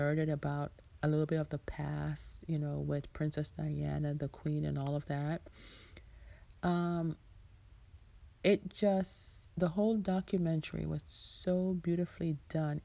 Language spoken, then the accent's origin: English; Jamaica; I am Jamaican